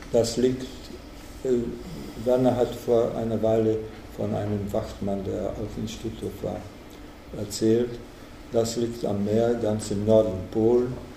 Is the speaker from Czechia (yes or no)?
yes; Ostrava, Moravian-Silesian Region, Czechia; nach Ostrau gekommen, in meine Heimatstadt